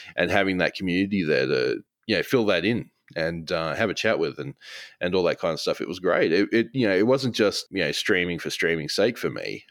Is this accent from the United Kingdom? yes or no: no; Australia; as an Australian